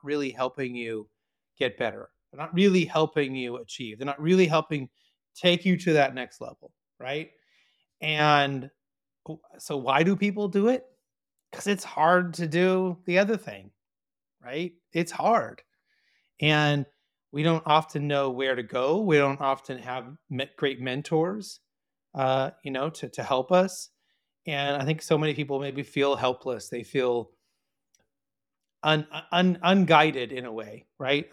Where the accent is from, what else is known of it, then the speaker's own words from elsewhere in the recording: Orange County, California, United States; I was born in Orange County, California, born and raised here